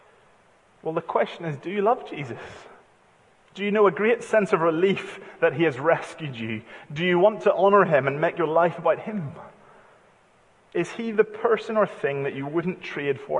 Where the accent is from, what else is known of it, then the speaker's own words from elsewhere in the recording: United Kingdom; because we're British